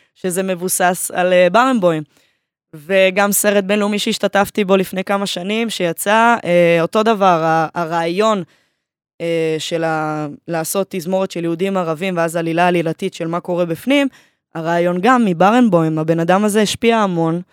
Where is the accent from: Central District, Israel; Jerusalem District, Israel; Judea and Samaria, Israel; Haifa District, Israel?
Haifa District, Israel; Haifa; אני מהקריות, אה, מקריית חיים